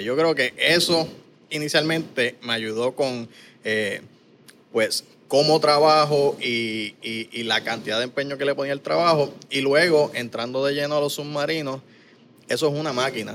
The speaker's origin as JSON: {"language": "Spanish", "town": "Caguas", "country": "Puerto Rico", "tie": "born or raised there", "also_born_or_lived": "San Lorenzo, Puerto Rico / Texas", "moved": "as an adult", "said": "Yo me crié aquí en Cagua y San Lorenzo, en residenciales, en barriadas"}